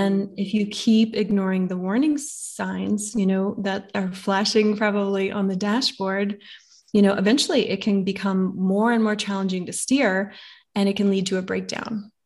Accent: the Bible Belt, United States; growing up in the Bible Belt here

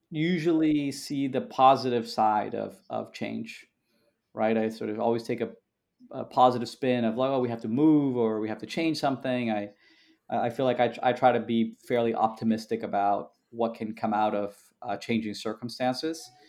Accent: Canada; born there; also born or lived in Peru / Brazil / United States; you know I was born in Canada, lived in Canada, Peru, you know Brazil, obviously a bunch of times, always in in Brasilia, the capital um, in the in the U.S.

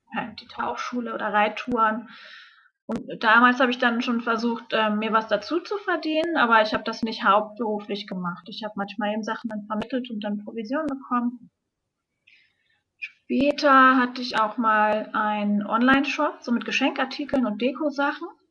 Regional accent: Hamburg, Germany; moved away; ich komme aus Hamburg ursprünglich

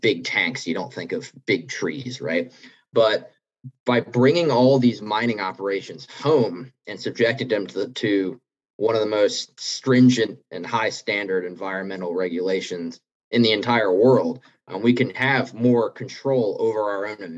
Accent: South Carolina, United States; growing up in South Carolina

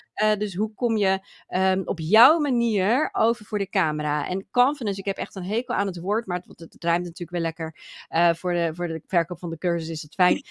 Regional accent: Friesland, Netherlands; ik kom uit Friesland.

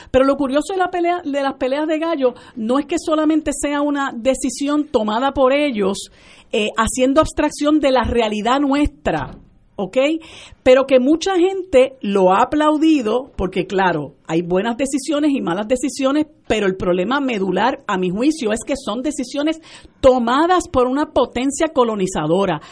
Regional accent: Puerto Rico; la realidad nuestra como puertorriqueños

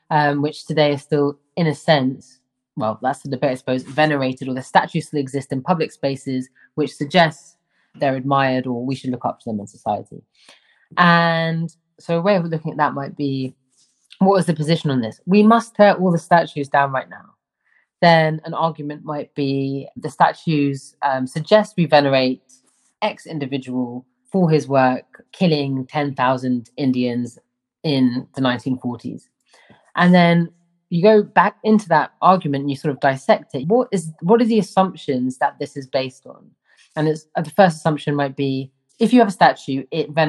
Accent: London, United Kingdom; I grew up in London, one of the most like metropolitan cities in the world.

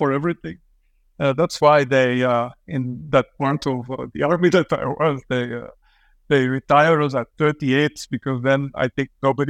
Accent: Flanders, Belgium; English is a second language; of language because I grew up in a country where the language is weaponized. You know

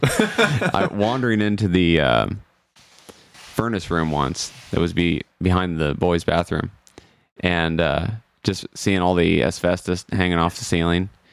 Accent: Burlington, Iowa, United States; I'm from Burlington, Iowa.

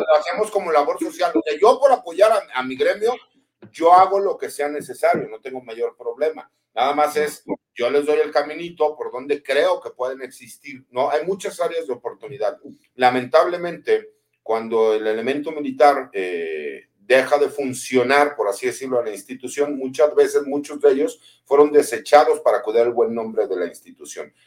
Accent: Jalisco, Mexico; also born or lived in Mexico City / Monterrey; aunque soy chilango, pero yo me crié en provincia, me crié en Jalisco.

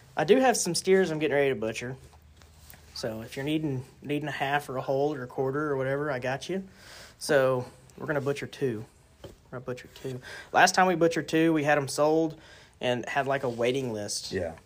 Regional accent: Piedmont, Oklahoma, United States; I'm from Piedmont, Oklahoma, um, born and raised

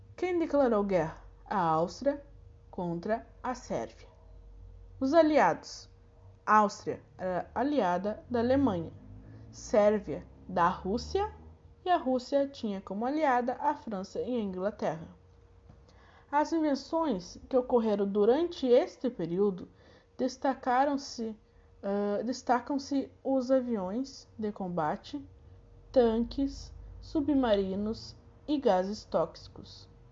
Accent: Santa Maria, Rio Grande do Sul, Brazil; eu sou daqui de Santa Maria

